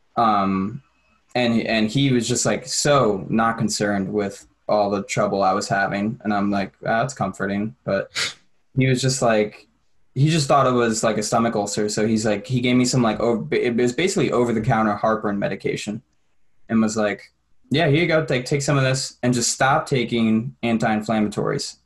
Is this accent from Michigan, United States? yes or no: no; New York, United States; moved away as an adult; I'm from New York